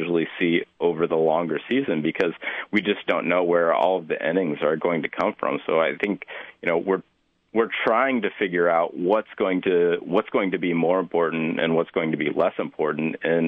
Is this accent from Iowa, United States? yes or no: yes; Des Moines, Iowa, United States; I grew up in Des Moines, and then I went to school for a while in Iowa City